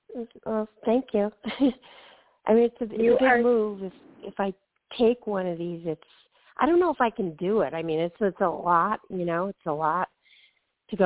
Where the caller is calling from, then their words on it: Georgia, United States; I'm calling from Georgia.